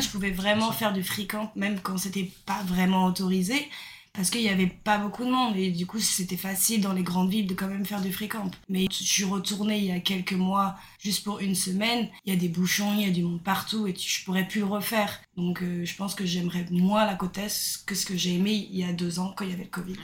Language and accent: French; Brittany, France; moved away as an adult; now in Australia; je viens de Bretagne en France